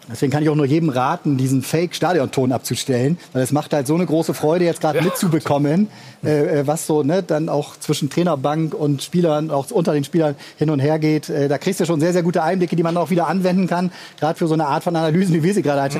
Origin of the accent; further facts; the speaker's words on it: Bremen, Germany; als Bremer